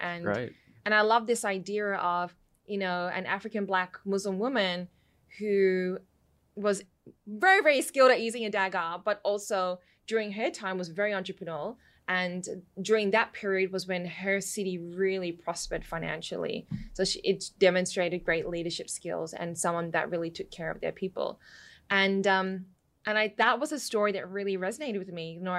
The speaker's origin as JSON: {"language": "English", "region": "London", "country": "United Kingdom", "tie": "born there", "said": "because when I was born in London, in the area that we lived, there were a lot of Nigerians."}